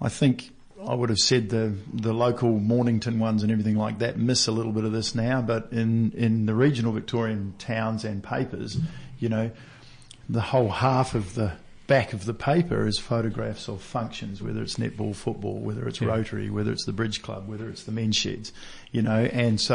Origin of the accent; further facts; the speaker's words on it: New Zealand; I'm a Kiwi